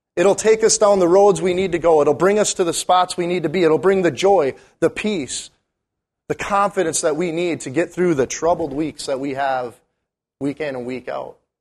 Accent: Munising, Michigan, United States; also born or lived in Bismarck, North Dakota; now in Duluth, United States; I'm from Uniseen

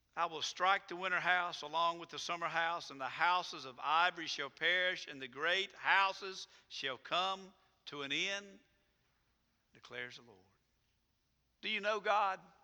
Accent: United States; I'm an American, proud to be an American.

